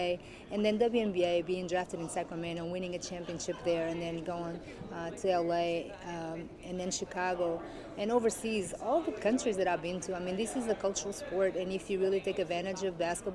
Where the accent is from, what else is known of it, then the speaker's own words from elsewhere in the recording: Portugal; now in United States; I grew up in Portugal and I made my career mostly here in the States